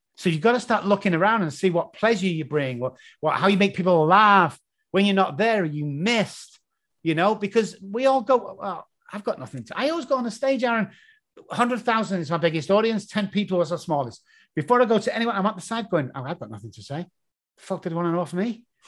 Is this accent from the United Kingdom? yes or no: yes; England, United Kingdom; accent: English; my stupid English accent